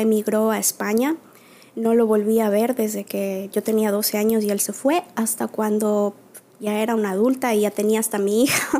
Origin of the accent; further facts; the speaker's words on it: Quito, Pichincha, Ecuador; also born or lived in La Maná, Cotopaxi, Ecuador; now in New York, United States; por el trabajo de mi papá nos radicamos en Quito, por eso yo crecí en Quito, ahí estudié en la escuela primaria